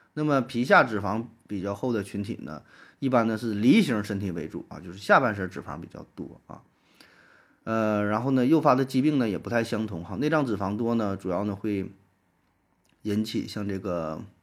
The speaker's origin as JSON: {"language": "Chinese", "country": "China", "said": "我们中国人"}